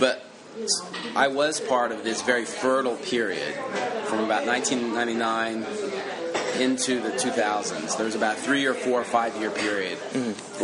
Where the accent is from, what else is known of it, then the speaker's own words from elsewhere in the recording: a small town in northern Oklahoma, United States; I grew up in Oklahoma, which was a small town in northern Oklahoma